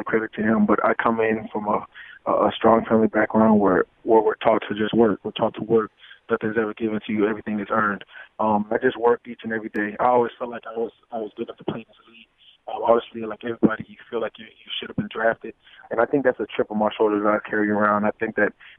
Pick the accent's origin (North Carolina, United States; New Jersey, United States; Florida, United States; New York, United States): Florida, United States; I'm from Florida. So we're both Florida boys